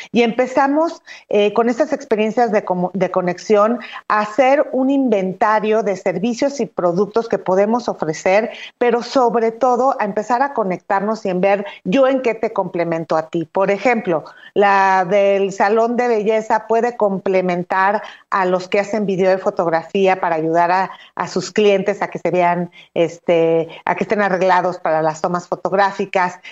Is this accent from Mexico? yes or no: yes; Mexico